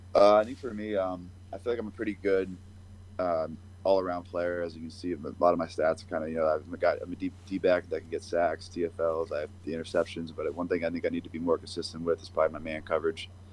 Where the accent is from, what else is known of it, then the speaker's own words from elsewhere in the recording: Pennsylvania, United States; moved away; also born or lived in New Hampshire; I'm from Pennsylvania